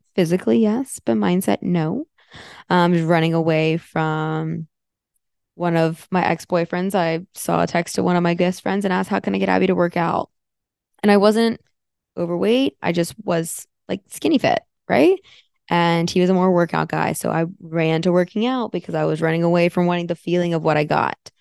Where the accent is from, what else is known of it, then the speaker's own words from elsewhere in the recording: Florida, United States; moved away as an adult; also born or lived in Fort Myers, Florida / Sarasota, Florida / Tampa, Florida; now in Austin, United States; I grew up in Florida. I lived there for, oh boy, 15, 16 years. So I consider myself a Floridian.